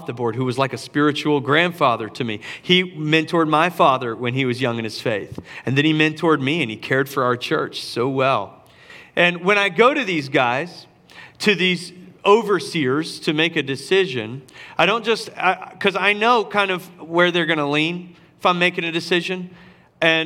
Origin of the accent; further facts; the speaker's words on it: Charleston, South Carolina, United States; downtown Charleston in my hometown